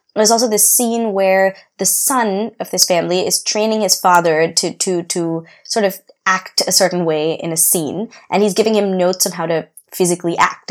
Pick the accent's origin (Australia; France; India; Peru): India; I know about class the way I've learned about it in India.